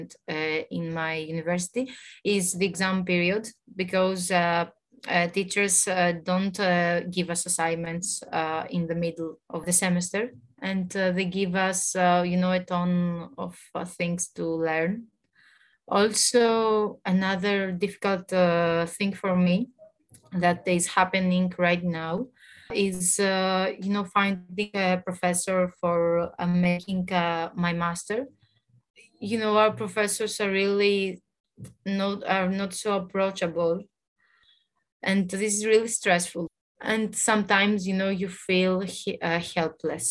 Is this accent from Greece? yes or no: yes; Greece; also born or lived in Thessaloniki; I'm from Greece. I study in Thessaloniki